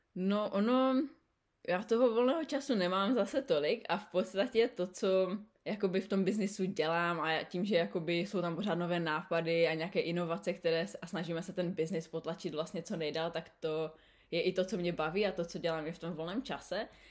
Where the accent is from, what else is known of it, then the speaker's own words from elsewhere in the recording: Czechia; moved away as an adult; also born or lived in Canada / New Zealand; now in Sydney, Australia; jsme my Češi, když tam máme půl roku zimu